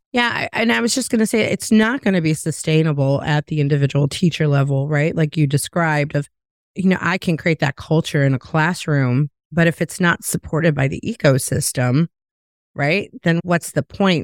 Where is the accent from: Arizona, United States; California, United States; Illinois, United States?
Illinois, United States; Chicago; also born or lived in the South (US); now in the South, United States; I'm from Chicago originally